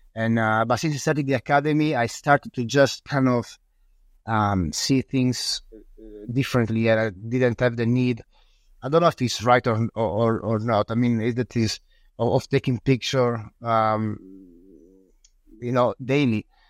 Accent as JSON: {"language": "English", "region": "northern Italy", "country": "Italy", "tie": "born or raised there", "also_born_or_lived": "Sicily / Udine", "lives_now": "Friuli, Italy", "said": "I was born in Sicily in a small in a small village and then I grew up in the north of Italy in a small village"}